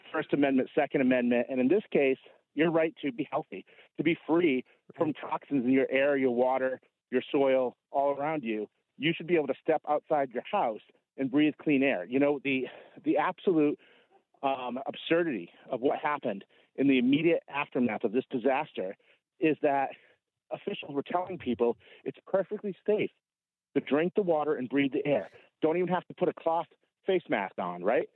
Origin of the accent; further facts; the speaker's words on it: New England, United States; now in Idaho, United States; I'm originally from New England. Our company's based out in Idaho now, so that's where I am, but I'm originally from New England.